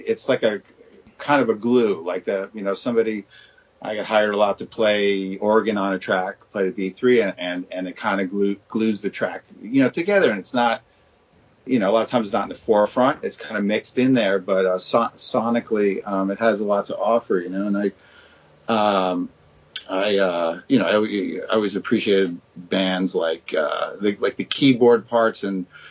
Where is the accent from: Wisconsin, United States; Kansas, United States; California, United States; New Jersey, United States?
New Jersey, United States; born or raised there